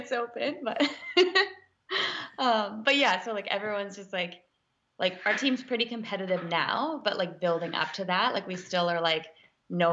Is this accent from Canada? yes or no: yes; Yukon, Canada; moved away; I'm from the Yukon actually.